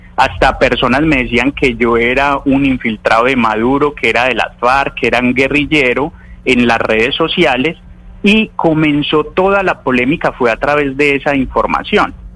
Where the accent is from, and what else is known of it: Colombia; born or raised there; also born or lived in Caracas, Venezuela